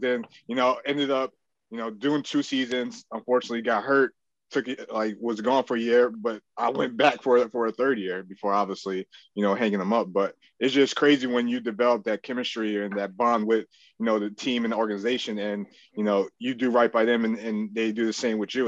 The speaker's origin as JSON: {"language": "English", "region": "New Jersey", "country": "United States", "said": "being from Jersey, close to New York City"}